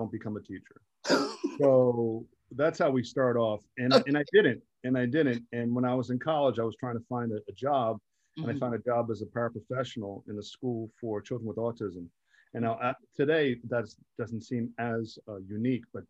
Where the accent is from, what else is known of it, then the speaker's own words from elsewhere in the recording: Jersey City, New Jersey, United States; I was from Jersey City